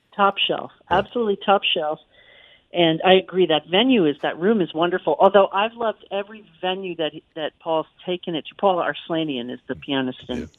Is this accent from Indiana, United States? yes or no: no; Yonkers, New York, United States; Yonkers, which is my hometown